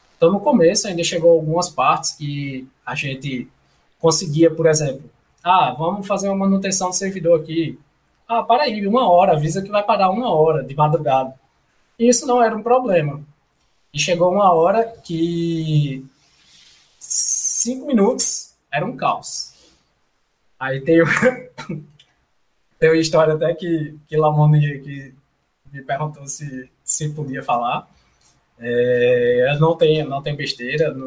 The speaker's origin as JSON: {"language": "Portuguese", "town": "João Pessoa", "region": "Paraíba", "country": "Brazil", "tie": "born or raised there", "also_born_or_lived": "Belo Horizonte", "moved": "as an adult", "said": "eu sou de João Pessoa, é, nascido e criado, graças a Deus, aqui"}